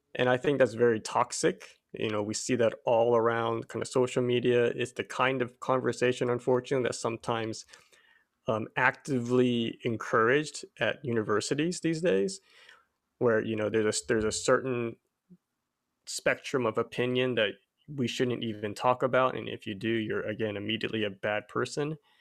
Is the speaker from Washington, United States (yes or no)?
no; Abilene, Texas, United States; I was actually born and raised in Abilene, Texas, of all places